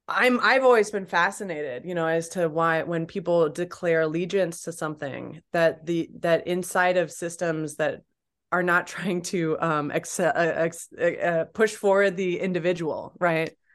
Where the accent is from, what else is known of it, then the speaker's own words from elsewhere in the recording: Champaign, Illinois, United States; I grew up in Illinois, Champaign Urbana, Illinois